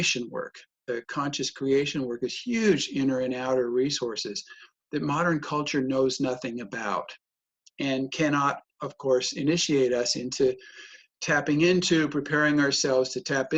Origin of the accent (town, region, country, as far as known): United States; born or raised there; accent: American; moved away as an adult; also born or lived in Germany; now in Europe